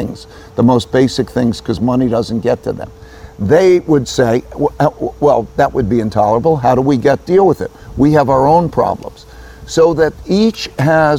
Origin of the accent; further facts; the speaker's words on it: United States; I grew up in America